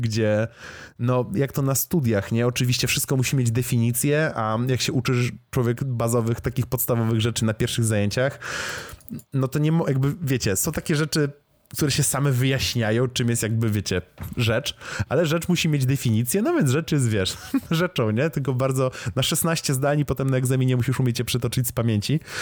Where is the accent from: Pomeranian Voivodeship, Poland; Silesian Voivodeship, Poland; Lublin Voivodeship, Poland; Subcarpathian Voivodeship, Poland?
Lublin Voivodeship, Poland; Lublin; w którym się wychowałem jako dzieciak zupełny jeszcze w Lublinie